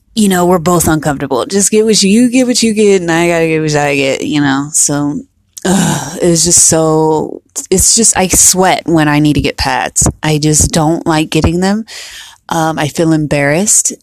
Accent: United States; we're from here, we're from America

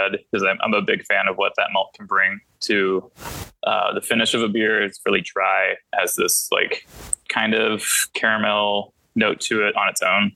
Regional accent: Texas, United States; I grew up in Texas

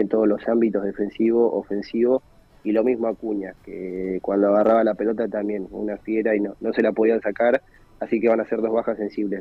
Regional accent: Argentina; como somos los argentinos

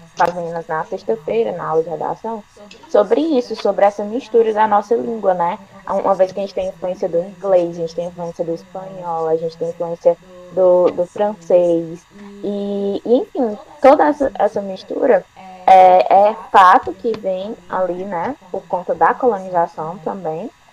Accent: Ceará, Brazil; aqui no Ceará e, e a gente tem muito essa influência também do francês. Então, a, a gente até fala um pouco assim, talvez nesse R

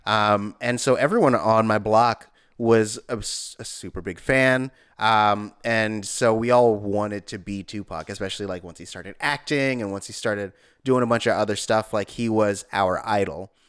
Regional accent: East Palo Alto, California, United States; in my neighborhood, I grew up in East Menlo Park

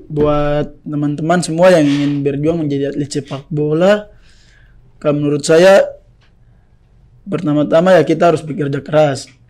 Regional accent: Jayapura, Papua, Indonesia; Saya dari Jayapura, main Jayapura, banyak saudara saya

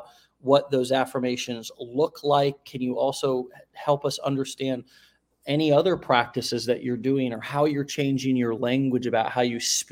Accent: United States; me as an American born into this country

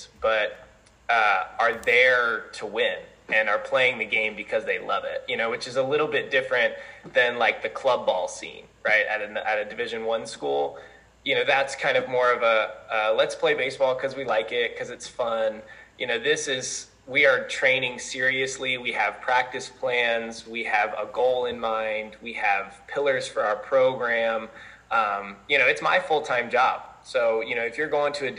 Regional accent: Colorado, United States; born or raised there; moved away as an adult; now in Mount Vernon, United States

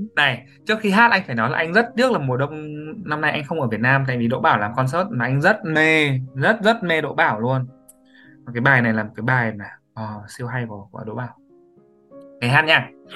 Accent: Hải Dương, Vietnam; moved away; mình sinh ra và lớn lên tại Hải Dương

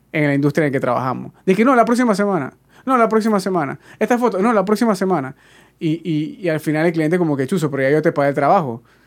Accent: Panama; uno como panameño

